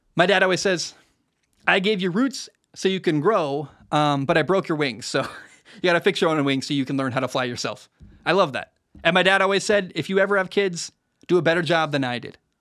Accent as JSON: {"language": "English", "region": "Oregon", "country": "United States", "tie": "born or raised there", "moved": "yes", "said": "My family still lives in the Oregon area"}